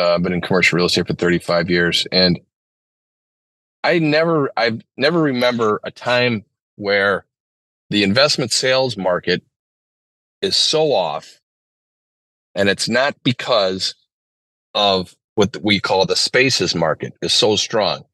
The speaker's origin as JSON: {"language": "English", "town": "St. Paul", "region": "Minnesota", "country": "United States", "tie": "born or raised there", "said": "I grew up in St. Paul"}